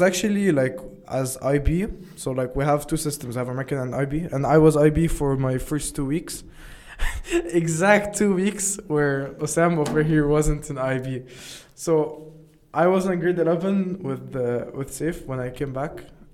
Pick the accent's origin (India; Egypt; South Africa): Egypt; also born or lived in United States; I was born in America. I lived there for like the first 2 years of my life. Then I came to Egypt. I've been living here since born